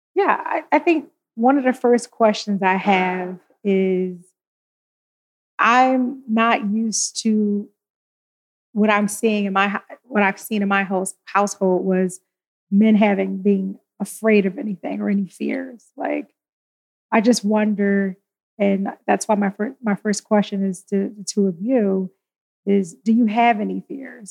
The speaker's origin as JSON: {"language": "English", "town": "Philadelphia", "region": "Pennsylvania", "country": "United States", "tie": "born or raised there", "said": "I'm a Philly girl"}